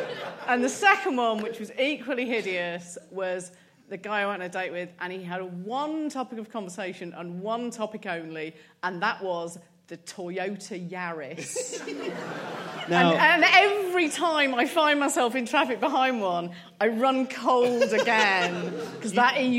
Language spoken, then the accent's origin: English; Cardiff, Wales, United Kingdom; I'm from Cardiff.